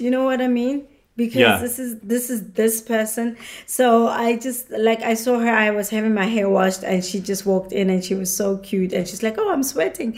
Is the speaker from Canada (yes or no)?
no; South Africa; moved away; When we grew up in South Africa